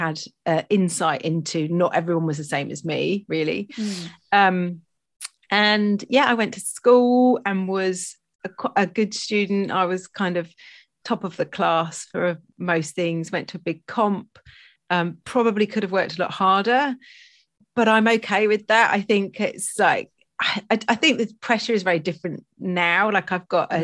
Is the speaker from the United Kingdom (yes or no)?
yes; Stroud, South West England, United Kingdom; I grew up in Gloucestershire in Stroud.